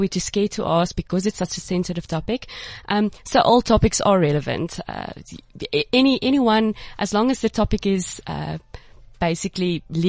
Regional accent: Cape Town, Western Cape, South Africa; I'm from Cape Town.

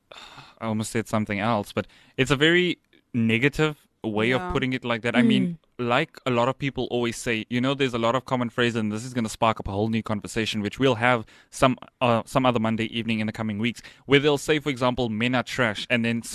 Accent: Johannesburg, Gauteng, South Africa; the place where I come from in Joburg, if you know me and if you followed me on social media, you'd know that I'm originally from Joburg. The area I came from, I was a boy who was always in the house.

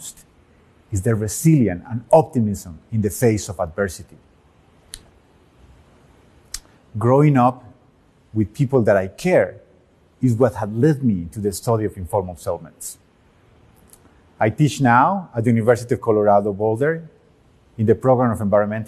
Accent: Medellín, Antioquia, Colombia; When I was 6 years old, growing up in Medellin, Colombia

